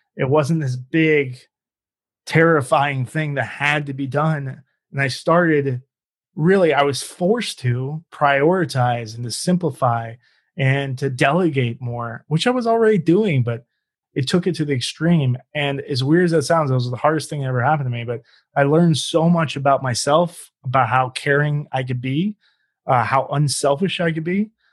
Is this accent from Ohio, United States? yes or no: yes; Cincinnati, Ohio, United States; now in Phoenix, United States; I'm originally from Cincinnati